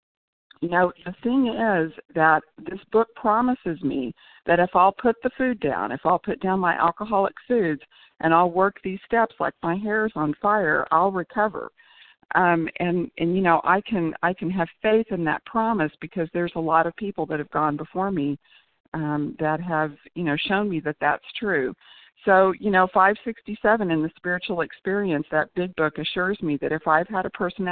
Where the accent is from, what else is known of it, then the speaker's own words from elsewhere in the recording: Tulsa, Oklahoma, United States; I'm from Oklahoma